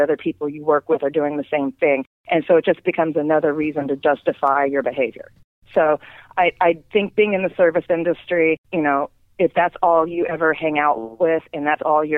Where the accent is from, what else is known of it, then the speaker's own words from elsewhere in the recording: Las Vegas, Nevada, United States; growing up in Vegas